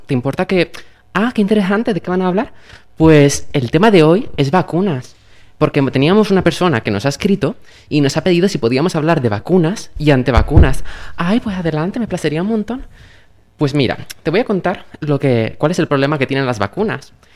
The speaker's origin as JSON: {"language": "Spanish", "region": "Valencian Community", "country": "Spain", "said": "Comunidad Valenciana, que es de donde yo soy"}